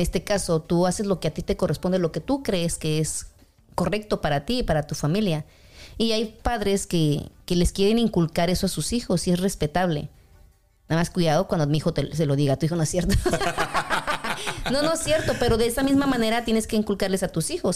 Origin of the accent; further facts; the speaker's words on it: Mexico City, Mexico; also born or lived in Kansas; now in Kansas City, United States; algunas personas que yo conozco, que somos de la Ciudad de México